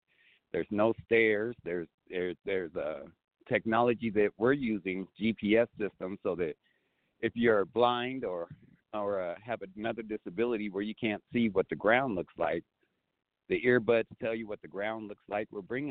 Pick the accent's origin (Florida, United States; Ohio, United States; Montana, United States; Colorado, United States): Colorado, United States; also born or lived in Arizona; Arizona. I lived there for 12 years. I'm originally from Colorado